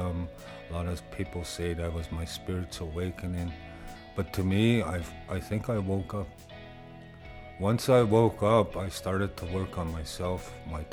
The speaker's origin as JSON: {"language": "English", "town": "Maskwacis", "region": "Alberta", "country": "Canada", "tie": "born or raised there", "said": "I'm originally from Muscatese, but I known it as Hopima, Alberta."}